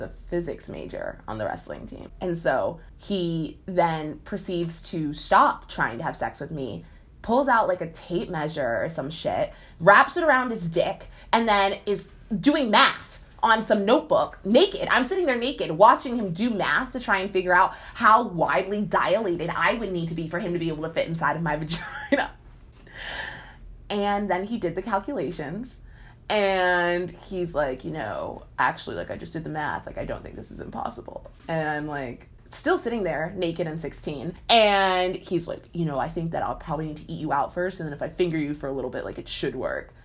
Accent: Princeton, New Jersey, United States; when I was in high school, because I'm from Princeton, New Jersey

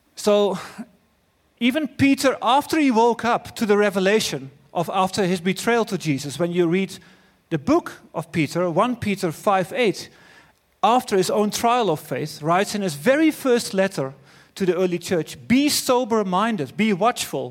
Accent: Netherlands; accent: Dutch; English is a second language; my Dutch accent

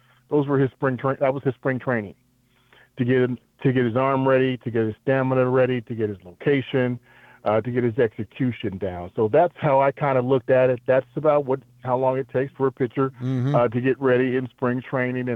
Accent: San Diego, California, United States; I was a San Diego boy, born and bred in San Diego

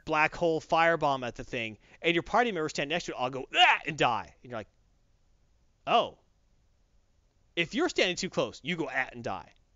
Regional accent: the South, United States; I'm from the South

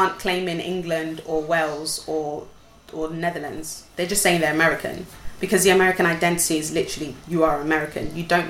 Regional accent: Nigeria; I'm Yoruba, I'm Edo, I'm this, I'm that, all the time, in order for you to know that I'm Nigerian.

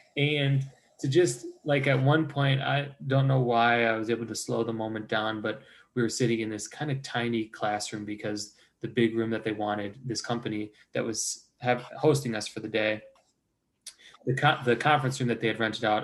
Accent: Chicago, Illinois, United States; moved away as an adult; also born or lived in Cincinnati, Ohio; now in Ohio, United States; I was from from the uh, northwest suburbs of Chicago.

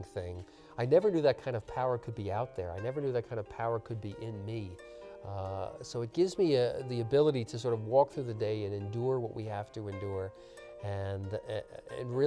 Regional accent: Long Island, New York, United States; I was born and raised on Long Island

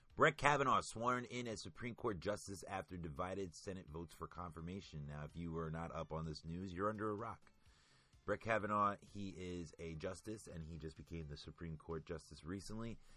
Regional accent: United States; being American

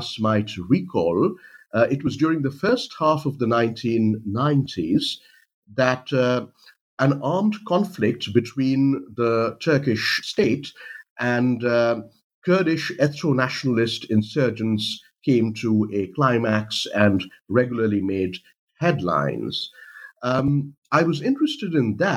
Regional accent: India; moved away; I'm from India originally

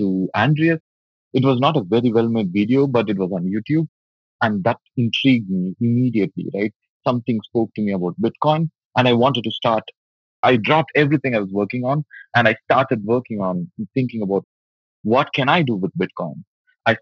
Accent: Tamil Nadu, India; also born or lived in Chennai; I was born in Chennai, which is from the southern part of India, and I grew up in a smaller town in Tamil Nadu, which is also the southern state in India

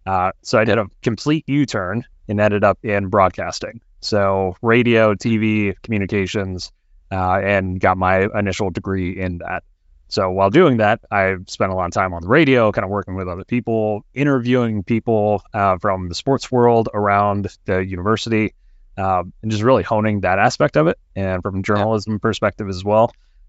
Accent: Ohio, United States; Yeah, so I was born and raised in Ohio, so I'm back in Columbus, Ohio now.

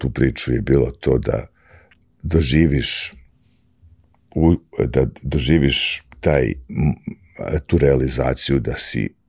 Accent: Belgrade, Serbia; moved away as an adult; now in New York, United States; ja sam došao iz Beograda pre, kad? Pre godinu i po dana

